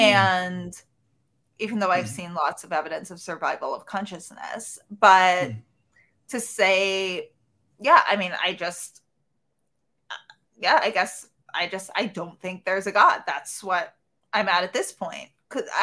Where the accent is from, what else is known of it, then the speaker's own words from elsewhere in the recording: New York City, New York, United States; I grew up in New York City in Manhattan